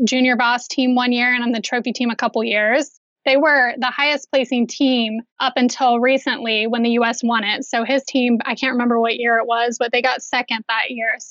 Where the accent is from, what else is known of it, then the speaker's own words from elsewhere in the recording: Pickerington, Ohio, United States; also born or lived in Orange County, California; I grew up in Pickerington. I don't live there now, just about 20 minutes away.